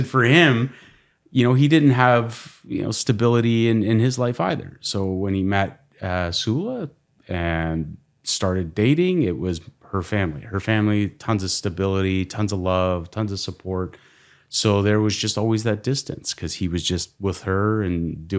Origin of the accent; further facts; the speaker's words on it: Toronto, Ontario, Canada; born there; I was born here in Toronto.